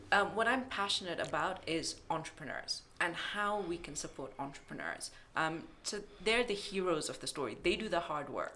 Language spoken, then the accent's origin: English; Kenya; moved away as an adult; also born or lived in United Kingdom; I I'm from Kenya and I moved back 10 years ago